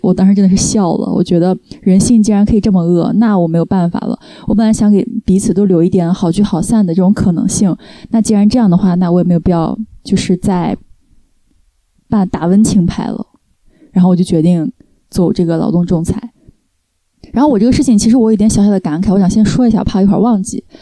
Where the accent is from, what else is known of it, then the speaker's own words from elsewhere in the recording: China; moved away as an adult; now in France; 作为中国人的那种人情的那一套，因为我在国内长大嘛